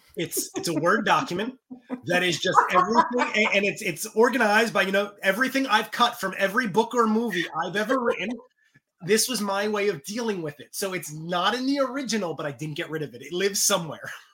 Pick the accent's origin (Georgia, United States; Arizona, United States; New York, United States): New York, United States; growing up in New York